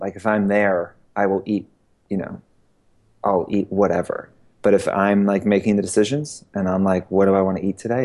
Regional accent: Georgia, United States; also born or lived in Queens, New York / Boston; I grew up in mostly in Georgia.

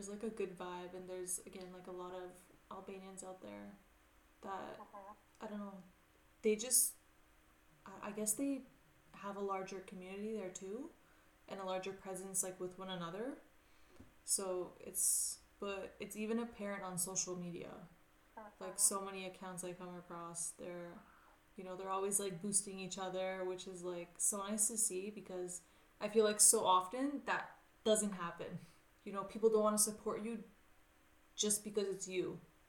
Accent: Canada; even though I'm from Canada

